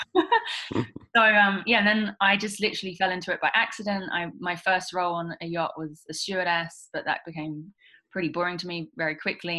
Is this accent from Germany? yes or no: no; England, United Kingdom; moved away as an adult; now in Australia; I'm originally from England. Um, I left England when I was 19